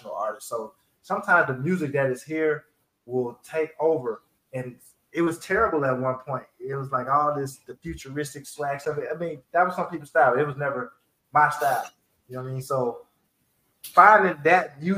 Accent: Atlanta, Georgia, United States; born or raised there

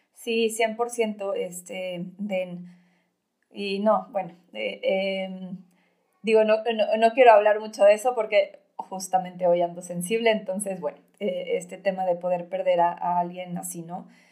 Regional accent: Mexico City, Mexico; yo también soy de la Ciudad de México, pero, pero tengo aquí a, a mi familia

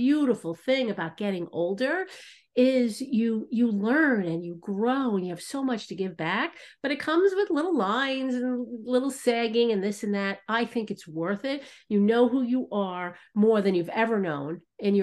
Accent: New York, United States; I'm from New York.

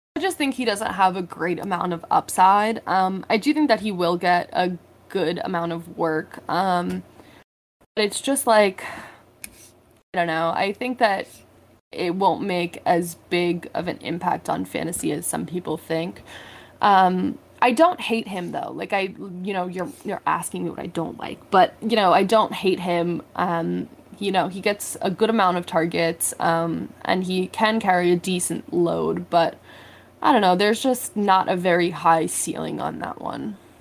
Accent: New York, United States; also born or lived in Massachusetts; I'm originally from New York

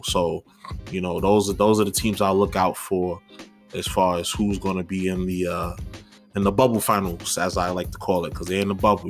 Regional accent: New York, United States; as a New Yorker

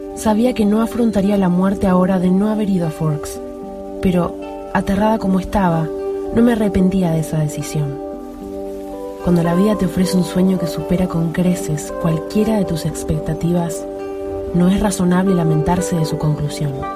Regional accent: Buenos Aires, Argentina; soy de Argentina, Buenos Aires.

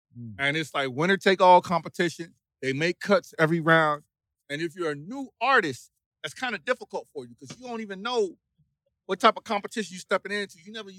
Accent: Wilmington, North Carolina, United States; Born and raised in Wilmington, the Port City, 910.

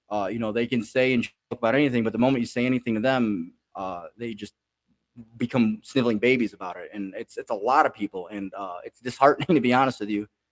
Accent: Chicago, Illinois, United States; now in Pensacola, United States; I'm originally from Chicago

